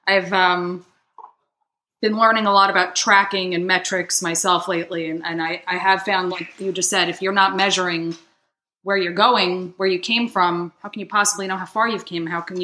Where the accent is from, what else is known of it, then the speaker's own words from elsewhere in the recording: New Jersey, United States; my good old home state of New Jersey.